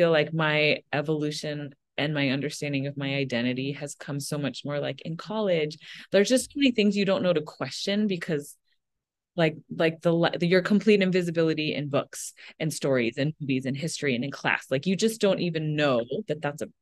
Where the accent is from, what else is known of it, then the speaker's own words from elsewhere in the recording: Minnesota, United States; moved away; I was born in Minnesota